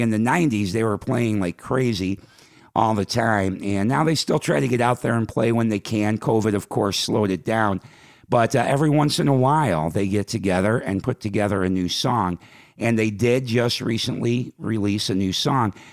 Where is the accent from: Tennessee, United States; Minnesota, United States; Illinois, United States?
Illinois, United States; Chicago; my hometown, Chicago